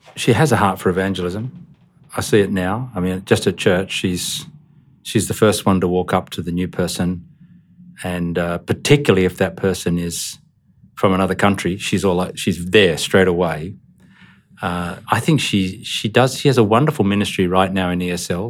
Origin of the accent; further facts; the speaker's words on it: Australia; also born or lived in Indonesia; as an Australian